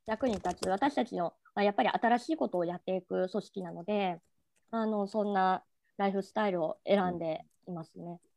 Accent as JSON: {"language": "Japanese", "region": "Tokyo", "country": "Japan", "tie": "born or raised there", "said": "東京生まれ"}